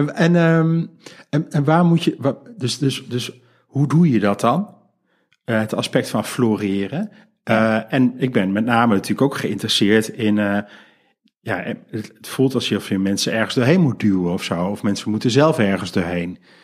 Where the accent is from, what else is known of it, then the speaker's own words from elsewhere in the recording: Geldrop, North Brabant, Netherlands; mijn geboortedorp. namelijk Gelderop.